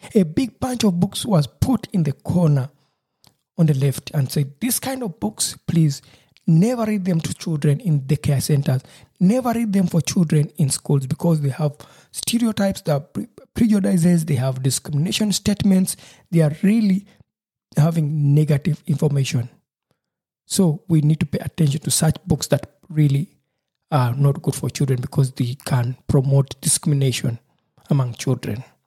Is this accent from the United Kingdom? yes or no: no; Uganda; now in Germany; I am from Uganda where it doesn't rain for months at a time